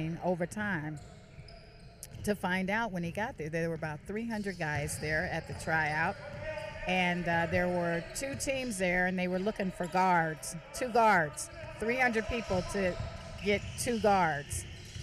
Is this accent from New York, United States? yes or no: no; Kansas, United States; I'm from Kansas.